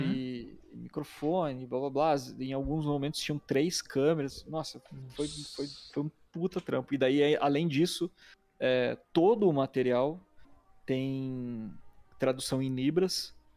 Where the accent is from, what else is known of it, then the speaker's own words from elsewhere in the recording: Curitiba, Paraná, Brazil; eu sou de Curitiba, nascido aqui, é, moro aqui ainda